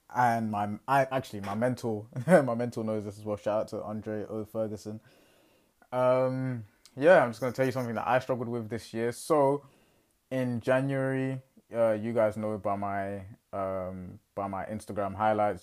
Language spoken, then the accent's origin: English; England, United Kingdom; I'm fresh from England